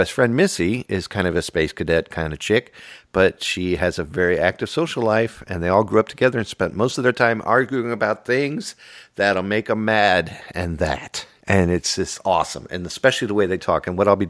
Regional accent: Pine Grove, Pennsylvania, United States; I grew up in Pine Grove, Pennsylvania, where it's very Dutch.

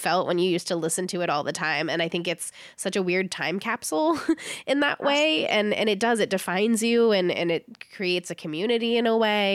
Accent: San Diego, California, United States; I grew up in San Diego

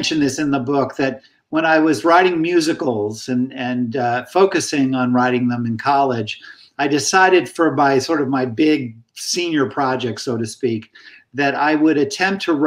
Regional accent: Meriden, Connecticut, United States; it was a public high school in my hometown of Meriden, Connecticut

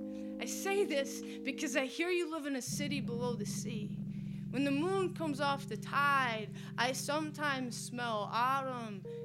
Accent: Tupelo, Mississippi, United States; moved away; I was born, bred, and raised in Mississippi in a town called Tupelo

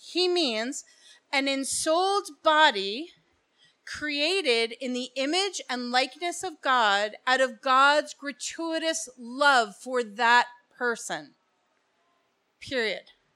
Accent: Bergen County, New Jersey, United States; moved away as an adult; now in Hillsborough, New Jersey, United States; I'm actually from Bergen County

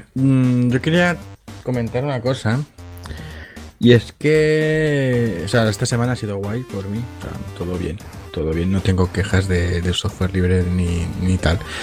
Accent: Catalonia, Spain; accent: Catalan; se me nota un poco que soy catalán

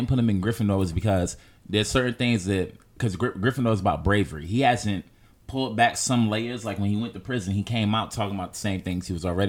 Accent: New York City, New York, United States; I'm black and from Harlem

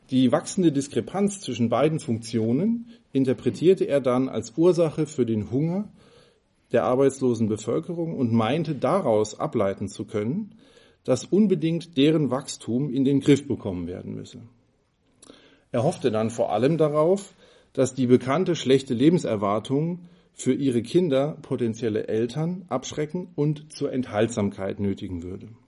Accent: Freiburg, Baden-Württemberg, Germany; Ähm, ich komme ja aus Freiburg.

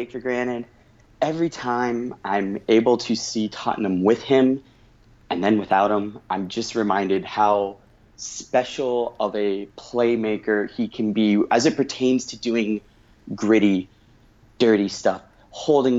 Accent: United States; I'm an American sports fan

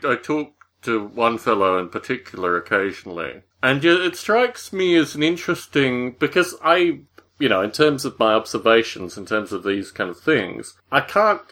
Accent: Australia; Growing up in Australia

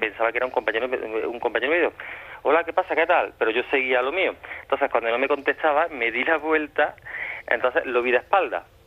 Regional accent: Córdoba, Andalusia, Spain

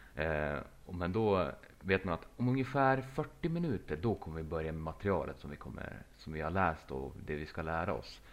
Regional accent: Sweden; vi var från Sverige allihopa

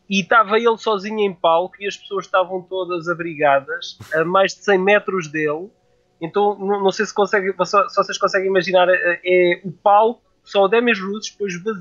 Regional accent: Figueira da Foz, Centro, Portugal; Eu, eu sou da Figueira da Foz

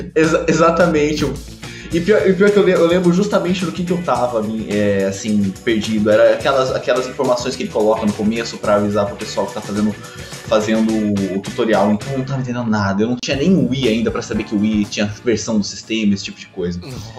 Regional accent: São Paulo, Brazil; now in Rio de Janeiro, Brazil; eu nasci em São Paulo, mas eu moro no Rio de Janeiro

